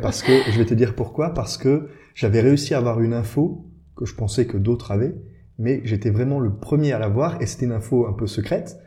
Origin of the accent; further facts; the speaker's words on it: Briey area, eastern France, Grand Est, France; now in Luxembourg; je suis originaire du, de, côté de Brié